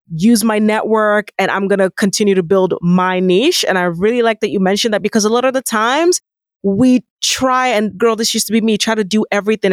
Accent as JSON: {"language": "English", "country": "Nigeria", "moved": "yes", "said": "being an African woman, being a Nigerian woman"}